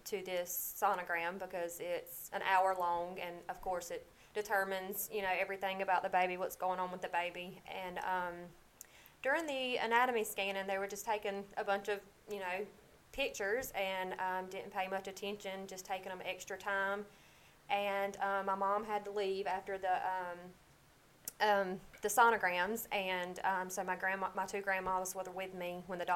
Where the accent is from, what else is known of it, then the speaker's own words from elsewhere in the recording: Lyons, Georgia, United States; I'm from Lyons, Georgia